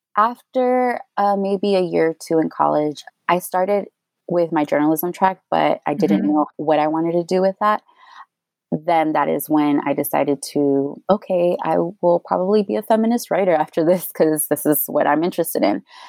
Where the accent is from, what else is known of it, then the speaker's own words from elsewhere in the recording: Houston, Texas, United States; also born or lived in Austin, Texas; I am from Houston, born and raised, and I went to UT Austin